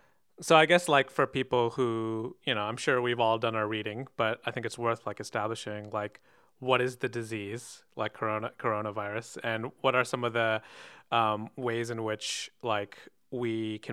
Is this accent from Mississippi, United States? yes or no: no; Michigan, United States; moved away; I actually went back home to Michigan to be with my dad to kind of ride out the storm.